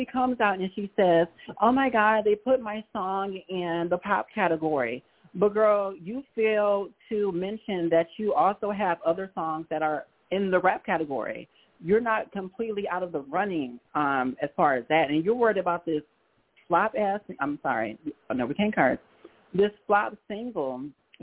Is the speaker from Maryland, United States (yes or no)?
no; Chicago, Illinois, United States; I'm from Chicago